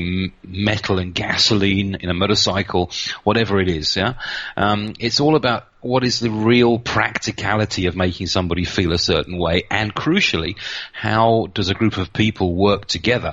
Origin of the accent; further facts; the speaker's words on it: United Kingdom; moved away as an adult; also born or lived in Reading; now in Nuremberg, Germany; I'm a British guy. I moved down here about 24 years ago now, so I'm pretty Central European now